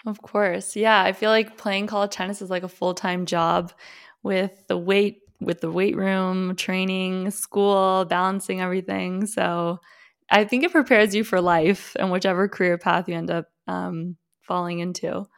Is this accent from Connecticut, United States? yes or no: no; Miami, Florida, United States; growing up in Miami